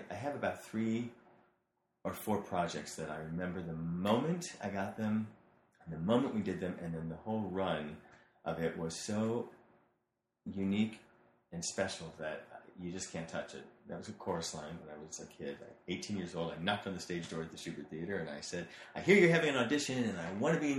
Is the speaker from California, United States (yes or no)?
no; St. Louis, Missouri, United States; moved away; I grew up in St. Louis, Missouri, so detached from this L.A.